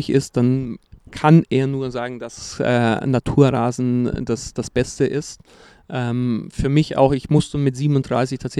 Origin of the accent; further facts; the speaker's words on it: Brazil; German is a second language; für mich gerade als Brasilianer Tiki-Taka